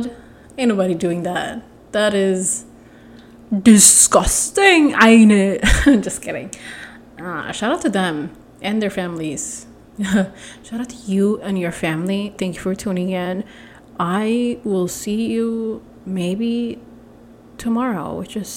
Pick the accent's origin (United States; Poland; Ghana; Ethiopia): Ethiopia; I'm from Ethiopia